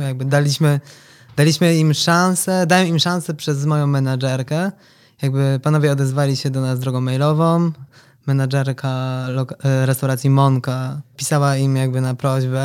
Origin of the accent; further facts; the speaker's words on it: Toruń, Kuyavian-Pomeranian Voivodeship, Poland; urodziłem się w Toruniu